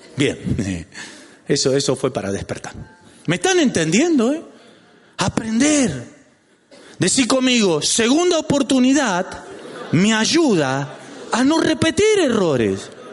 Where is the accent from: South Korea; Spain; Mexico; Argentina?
Argentina; Lanús, Buenos Aires Province; ¿Y de dónde sos? De Lanús